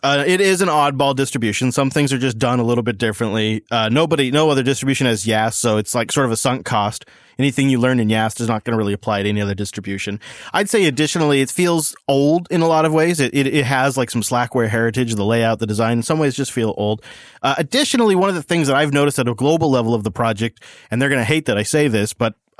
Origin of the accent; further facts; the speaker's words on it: Germany; English is a second language; I mean, yes, I'm from Germany.